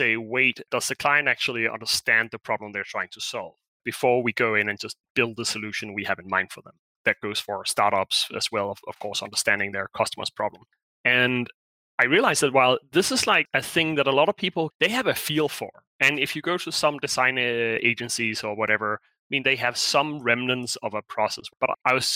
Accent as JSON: {"language": "English", "country": "Denmark", "moved": "as an adult", "said": "I'm originally from Denmark. I've been abroad for maybe 14 years"}